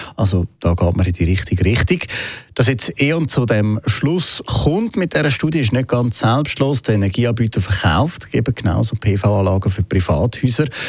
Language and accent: German; Switzerland; bei uns in der Schweiz